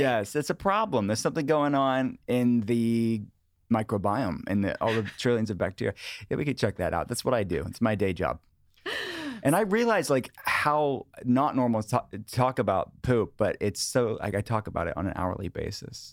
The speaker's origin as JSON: {"language": "English", "area": "outside of Pittsburgh", "region": "Pennsylvania", "country": "United States", "tie": "born or raised there", "said": "I grew up in a household that my parents were interested in wellness. Before wellness was a thing, in the eighties and nineties, outside of Pittsburgh"}